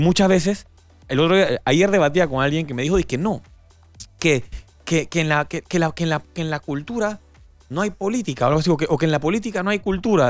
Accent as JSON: {"language": "Spanish", "country": "Panama", "said": "hablo como panameño"}